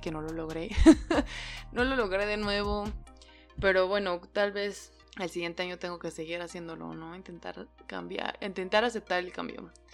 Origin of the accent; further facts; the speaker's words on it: Mexico; yo solamente en mi país